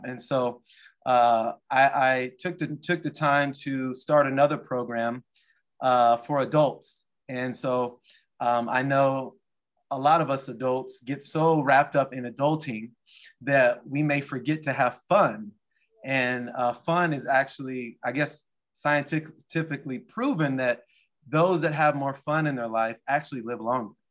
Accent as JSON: {"language": "English", "town": "Portland", "country": "United States", "moved": "yes", "said": "I'm from Portland"}